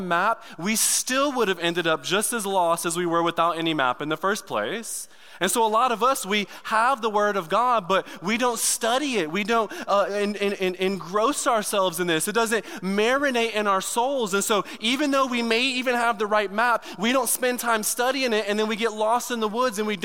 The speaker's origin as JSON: {"language": "English", "town": "Detroit", "region": "Michigan", "country": "United States", "moved": "yes", "said": "I'm from Detroit. Like the hood"}